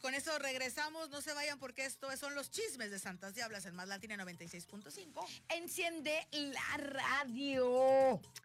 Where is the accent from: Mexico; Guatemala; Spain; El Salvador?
Mexico; Veracruz; soy, de Veracruz